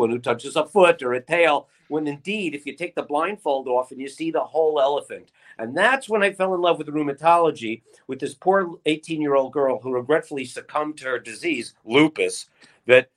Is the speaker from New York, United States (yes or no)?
no; Long Branch, New Jersey, United States; now in Hollywood, Florida, United States; A Jersey Shore, Long Branch, Asbury Park, ….